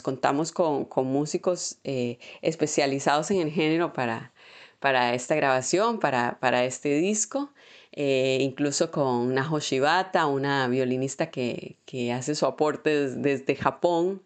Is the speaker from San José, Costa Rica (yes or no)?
yes; Moravia, San José, Costa Rica; moved away as an adult; now in Buenos Aires, Argentina; yo vengo de un pueblo de allá de, Moravia y llegar a una gran ciudad como es Buenos Aires